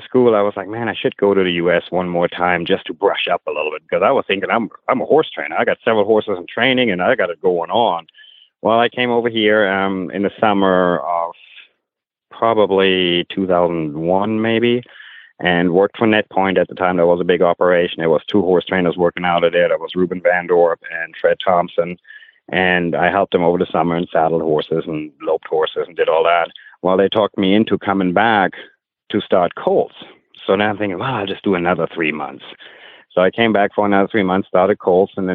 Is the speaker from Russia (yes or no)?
no; Germany; moved away as an adult; now in United States; I grew up in Germany.